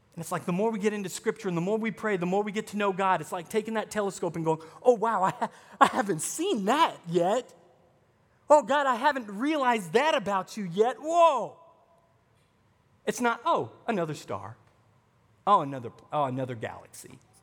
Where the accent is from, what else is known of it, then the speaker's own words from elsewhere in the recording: the South, United States; now in Wisconsin, United States; I'm from the South